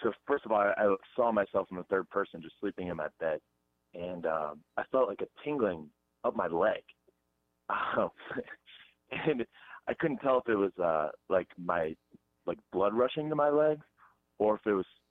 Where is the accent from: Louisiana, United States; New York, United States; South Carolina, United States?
South Carolina, United States; Hilton Head Island; I'm from Hilton Head.